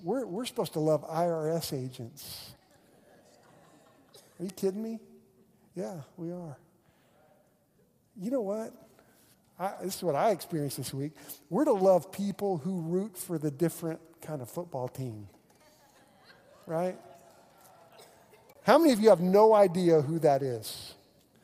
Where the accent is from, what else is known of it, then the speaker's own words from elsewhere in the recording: Oklahoma, United States; I'm a pastor from Oklahoma